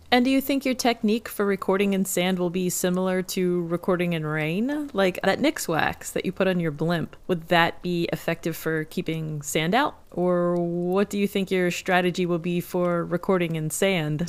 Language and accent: English; Pennsylvania, United States; I grew up in Pennsylvania